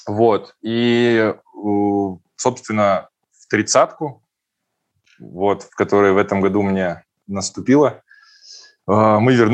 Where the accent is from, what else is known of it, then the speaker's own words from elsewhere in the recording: Perm, Perm Krai, Russia; now in Czechia; Ну, по факту я из Перми переехал в Чехию в 2012 году.